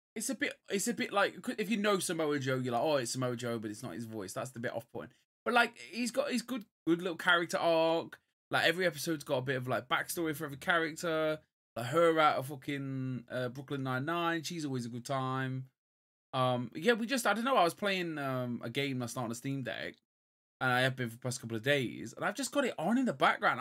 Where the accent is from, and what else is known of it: England, United Kingdom